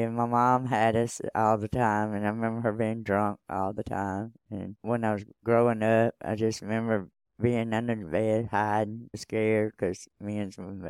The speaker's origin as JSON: {"language": "English", "town": "Columbus", "region": "Georgia", "country": "United States", "tie": "born or raised there", "also_born_or_lived": "Alabama", "said": "I was born in Alabama, and I was raised over here in Georgia."}